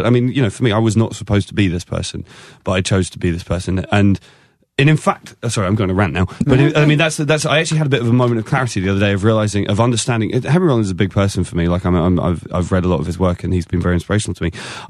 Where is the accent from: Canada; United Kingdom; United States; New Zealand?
United Kingdom; England; Nobody knew who I was, and I'm English, and I got an acoustic guitar and like a lumberjack shirt